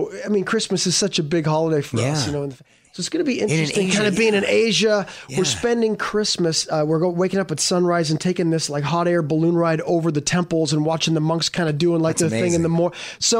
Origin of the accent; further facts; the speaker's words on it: Canada; I learned how to ice skate for this as a Canadian.